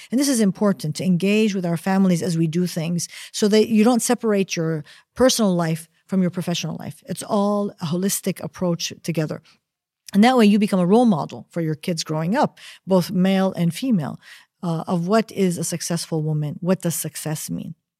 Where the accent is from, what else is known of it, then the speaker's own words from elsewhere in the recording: United States; first language Arabic and English; moved away; I grew up in the United States as a child, but my mother insisted that we spoke Arabic at home and only Arabic at home